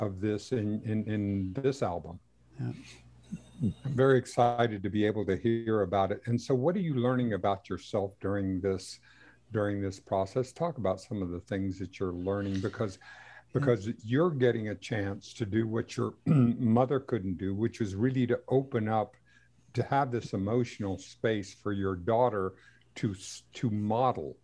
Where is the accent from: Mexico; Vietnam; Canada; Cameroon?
Mexico; first language Spanish; English is a second language; moved away; I was born in Mexico, and I spoke Spanish before